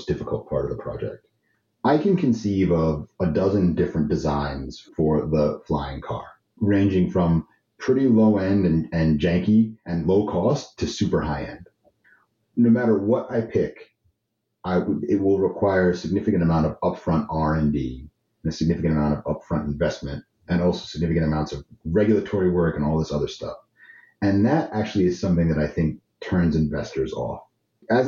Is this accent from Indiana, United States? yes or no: no; New York City, New York, United States; I'm from New York City